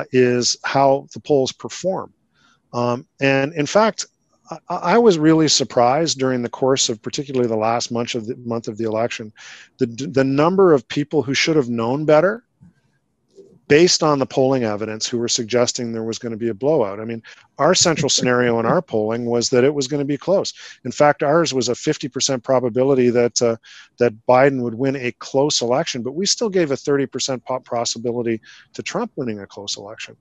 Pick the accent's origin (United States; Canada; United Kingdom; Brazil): Canada; as a Canadian